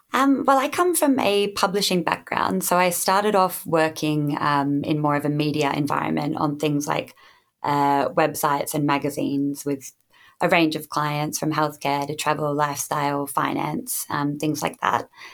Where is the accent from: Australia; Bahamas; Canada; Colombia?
Australia; now in United Kingdom; I did not grow up in the UK, I grew up in Australia.